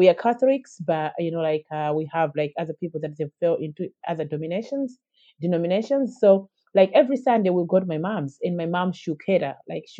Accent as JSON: {"language": "English", "country": "Malawi", "tie": "born or raised there", "moved": "as an adult", "lives_now": "Dublin, Ireland", "said": "growing up in Malawi, I had a very good upbringing and a very good start of my life, a very good childhood."}